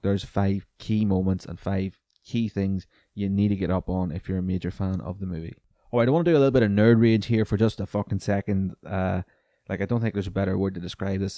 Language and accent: English; Newry, Northern Ireland, United Kingdom; my hometown of Newry